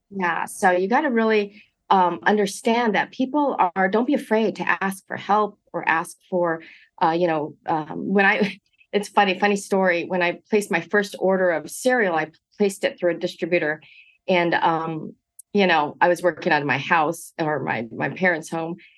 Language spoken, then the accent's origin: English; Monterey Park, California, United States; I grew up in Monterey Park, uh, first generation college to attend USC